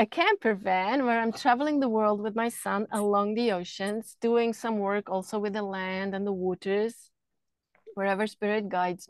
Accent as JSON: {"language": "English", "country": "Switzerland", "tie": "born or raised there", "said": "I grew up in Switzerland"}